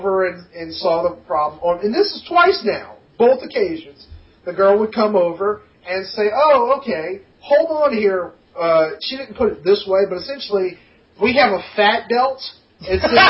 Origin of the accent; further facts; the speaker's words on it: Louisiana, United States; we're from Louisiana.